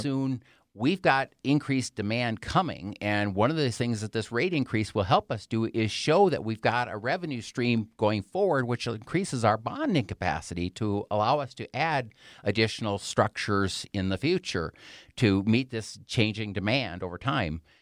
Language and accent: English; Wisconsin, United States; moved away as an adult; now in Colorado Springs, United States; I was born and raised in Wisconsin and went to school there